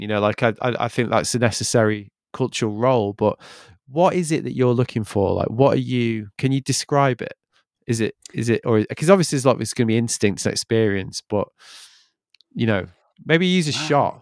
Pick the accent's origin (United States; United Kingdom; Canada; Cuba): United Kingdom; Manchester, North West England; I'm from Manchester